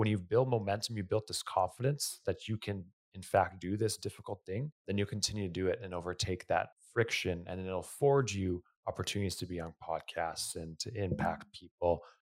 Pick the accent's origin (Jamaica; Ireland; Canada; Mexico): Canada; accent: Canadian; I have a Canadian accent